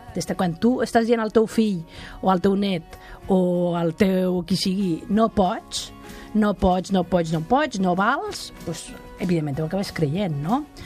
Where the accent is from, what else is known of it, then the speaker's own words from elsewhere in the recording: Catalonia, Spain; com som els catalans